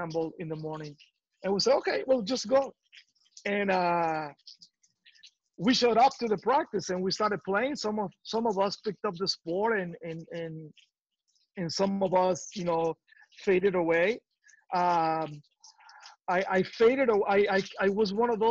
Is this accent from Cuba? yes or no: yes; Cuba; moved away; There's no soccer court in my hometown